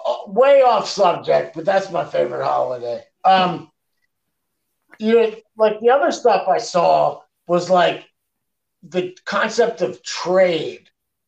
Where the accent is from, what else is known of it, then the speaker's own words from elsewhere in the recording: Canada; I'm from Canada, man.